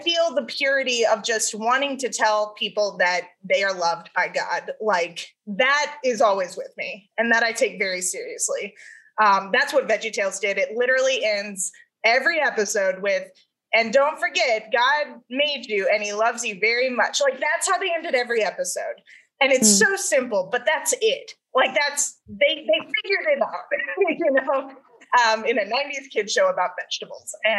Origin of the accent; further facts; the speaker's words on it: Dallas, Texas, United States; also born or lived in California; growing up in Texas